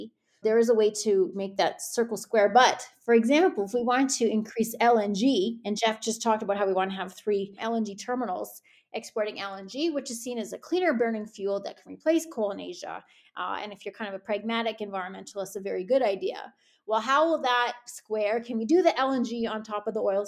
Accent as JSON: {"language": "English", "region": "Saskatchewan", "country": "Canada", "said": "I'm from Saskatchewan, so it's kind of our pride"}